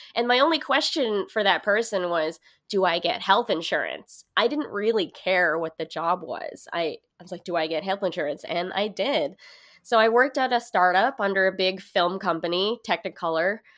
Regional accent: Hercules, California, United States; moved away as an adult; now in New York, United States; I grew up in Hercules, California.

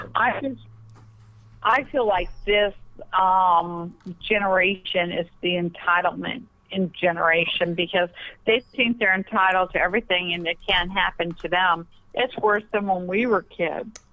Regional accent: Pennsylvania, United States; moved away; I'm from Pennsylvania originally, so we talk fast.

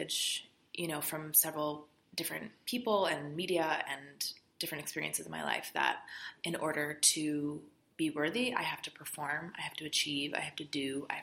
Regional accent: California, United States; moved away as an adult; now in Los Angeles, United States; I'm still from California. I'm from about 2 hours away, the high desert.

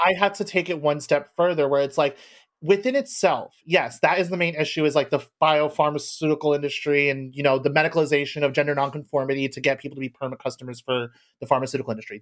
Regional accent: United States; I was born in America

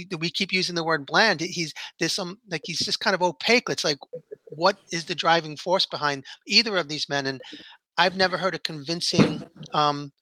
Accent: New York, United States; growing up in New York and Italian

